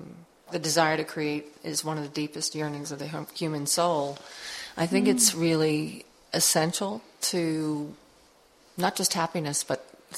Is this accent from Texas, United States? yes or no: no; New York City, New York, United States; I'm from New York City. I grew up and studied there in New York